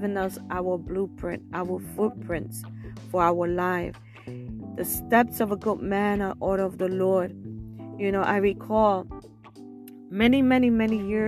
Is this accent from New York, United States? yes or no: yes; New York City, New York, United States; I was born and raised in Brooklyn, New York.